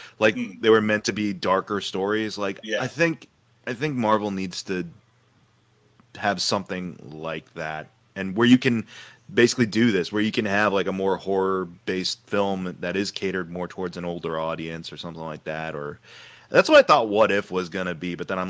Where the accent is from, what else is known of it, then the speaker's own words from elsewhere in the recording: United Kingdom; I'm British. I don't understand what the difference is.